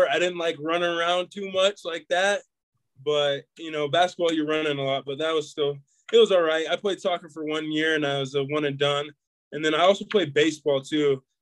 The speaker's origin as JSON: {"language": "English", "town": "Murray", "region": "Utah", "country": "United States", "tie": "born or raised there", "said": "Murray, you know, it's it's it's kind of like smack dab in the valley right there. Um, you know, it's a it's a great town. I, I loved it growing up."}